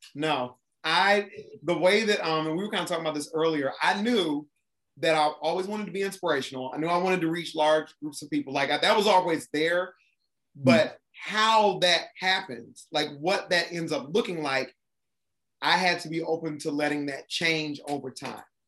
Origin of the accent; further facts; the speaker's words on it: Columbus, Ohio, United States; moved away as an adult; also born or lived in Japan; now in Atlanta, United States; I'm originally from Columbus, Ohio, so I'm Midwest.